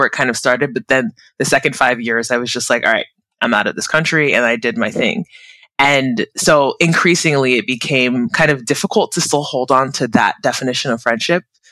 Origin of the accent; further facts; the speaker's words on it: United States; also born or lived in South Korea / Abu Dhabi, UAE / Mexico / Portugal; I'm originally Nigerian American, born and bred in the US, but I'm currently in California, where my family home is